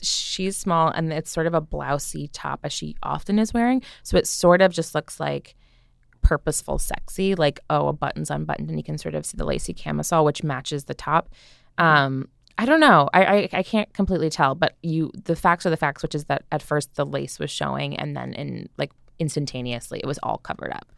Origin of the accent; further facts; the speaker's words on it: New Jersey, United States; I'm from New Jersey